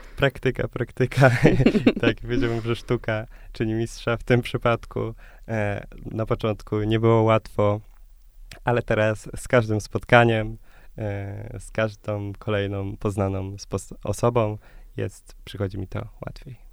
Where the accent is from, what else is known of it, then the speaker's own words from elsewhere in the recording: Krosno, Subcarpathian Voivodeship, Poland; moved away as an adult; now in Warsaw, Poland; pochodzę z Krosna, z małego e, miasta na Podkarpaciu